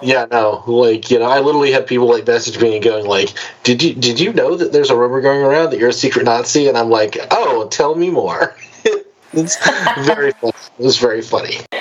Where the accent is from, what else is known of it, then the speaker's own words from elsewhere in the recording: United States; as an American